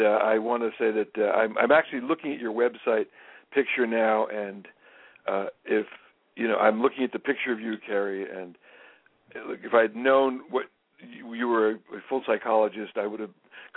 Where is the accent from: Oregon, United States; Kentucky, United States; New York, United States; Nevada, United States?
New York, United States; I'm so old that I'm Jewish and from New York